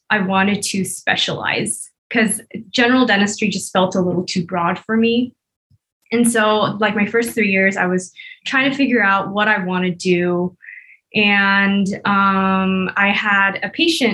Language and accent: English; Bay Area, California, United States; moved away as an adult; now in Las Vegas, United States; I'm originally from the Bay Area in California, but right now I'm in Vegas